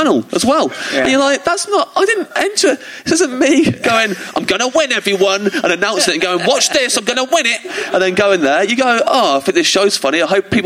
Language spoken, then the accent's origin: English; England, United Kingdom; as an English comic